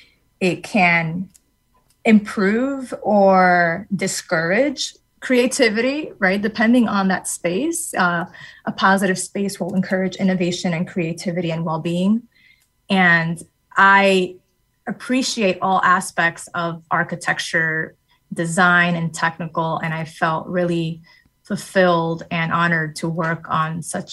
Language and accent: English; New York City, New York, United States; And as I mentioned, I grew up in New York City, and New York City is very, very diverse. And upon moving to Connecticut, I never really noticed the loneliness that would come from being a minority woman